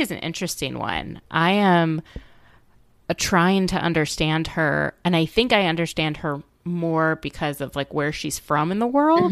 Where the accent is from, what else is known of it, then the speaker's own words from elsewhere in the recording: Midwest, United States; also born or lived in Minnesota; now in Washington, D.C., United States; I grew up in the Midwest